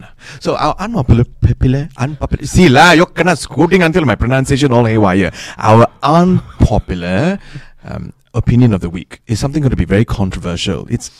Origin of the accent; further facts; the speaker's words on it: Singapore; I am Singaporean represent.